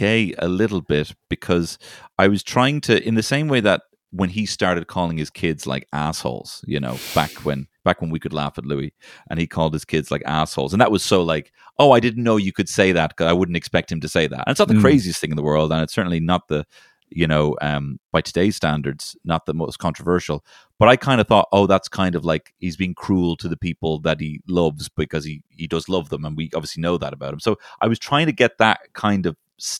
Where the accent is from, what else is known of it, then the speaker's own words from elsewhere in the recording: Ireland; also born or lived in London; I'm from Ireland